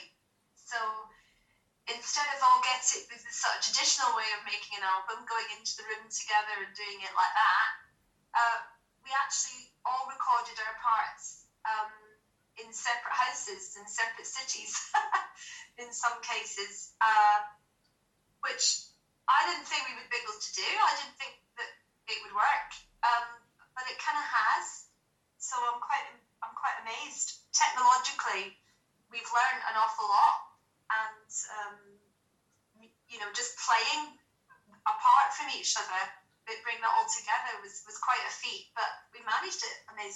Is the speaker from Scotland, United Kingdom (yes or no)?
yes; Glasgow, Scotland, United Kingdom; now in London, United Kingdom; I'm Scottish, and I come from Glasgow, and it's quite a kind of a musical kind of city